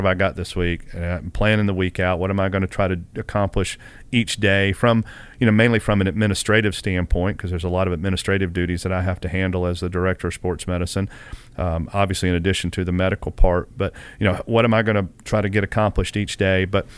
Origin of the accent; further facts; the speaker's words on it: Kennesaw, Georgia, United States; I'm a Southern boy at heart, so I've grown up